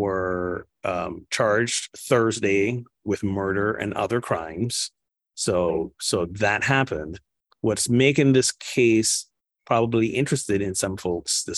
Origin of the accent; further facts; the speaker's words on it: Barbados; Barbados, my home country